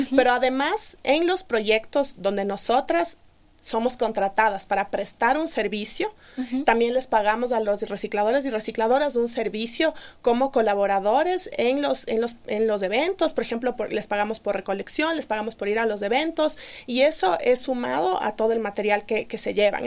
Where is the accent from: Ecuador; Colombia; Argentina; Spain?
Ecuador; also born or lived in Melbourne, Australia; somos tres mujeres ecuatorianas que fundamos esta empresa